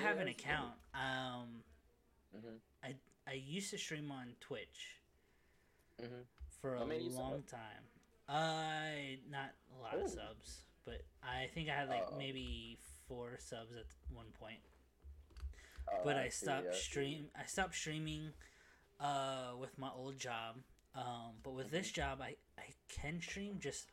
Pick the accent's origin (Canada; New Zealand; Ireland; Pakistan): Canada; now in United States; I'm Canadian